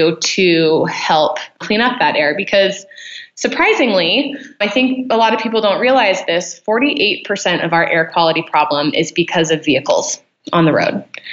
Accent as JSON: {"language": "English", "region": "Utah", "country": "United States", "tie": "born or raised there", "also_born_or_lived": "California / Mexico", "said": "I grew up here in Utah. It's, my home. I wasn't born here. I was born in California, but we moved here when I was about 7"}